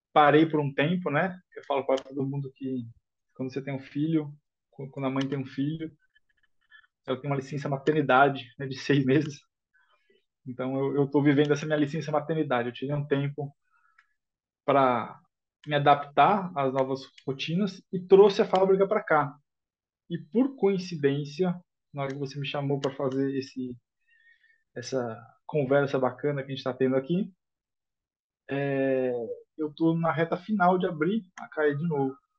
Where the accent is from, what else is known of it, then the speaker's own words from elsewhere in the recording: São Paulo, Brazil; Eu sou nascido em São Paulo